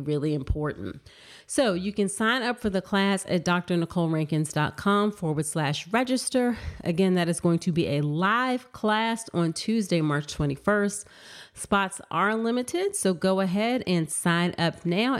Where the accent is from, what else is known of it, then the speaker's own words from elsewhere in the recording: Virginia, United States; born and raised in Virginia